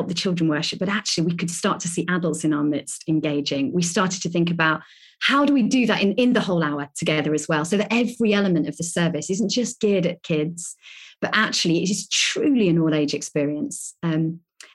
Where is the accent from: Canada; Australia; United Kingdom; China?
United Kingdom; Lincolnshire, East Midlands; moved away as an adult; now in Birmingham, United Kingdom; I grew up in Lincolnshire